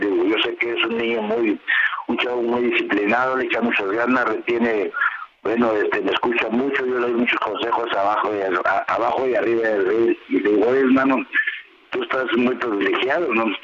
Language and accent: Spanish; Guadalajara, Jalisco, Mexico; ahí vamos a mi tierra, a la Arena Coliseo, donde aprendí, estuve ocho años en Jalisco, Guadalajara, en la Arena Coliseo